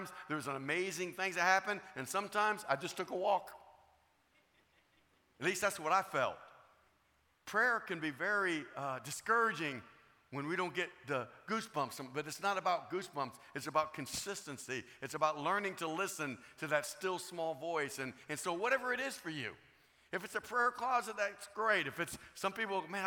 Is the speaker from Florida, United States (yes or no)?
yes; Florida, United States; I'm from Florida